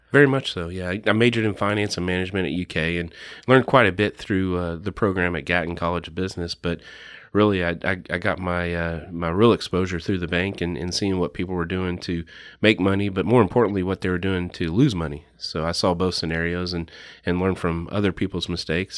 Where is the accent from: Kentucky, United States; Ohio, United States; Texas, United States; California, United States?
Kentucky, United States; Lexington; I grew up here in Lexington, went to Taste Creek, went to U K